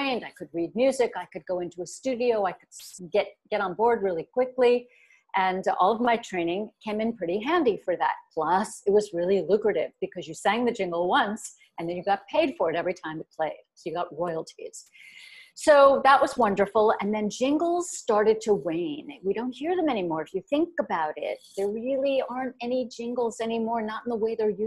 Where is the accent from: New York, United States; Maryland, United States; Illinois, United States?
New York, United States; New York metropolitan area, United States; also born or lived in Kent, Ohio; I'm from the Metro New York area all my life